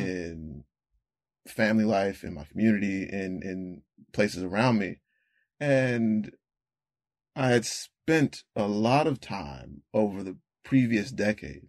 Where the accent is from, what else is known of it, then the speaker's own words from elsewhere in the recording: Rocky Mount, North Carolina, United States; I was born and raised in North Carolina